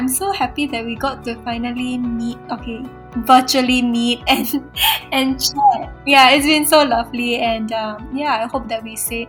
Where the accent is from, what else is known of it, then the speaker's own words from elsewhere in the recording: Singapore; when you're growing up in Singapore